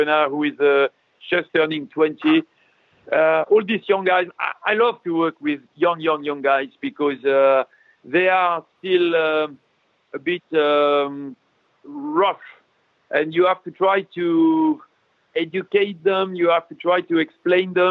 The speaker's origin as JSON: {"language": "English", "country": "France", "said": "I'm a French guy"}